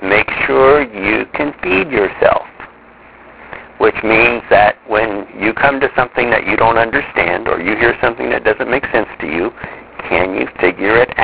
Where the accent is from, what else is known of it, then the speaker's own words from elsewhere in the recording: Midwest, United States; I grew up in the Midwest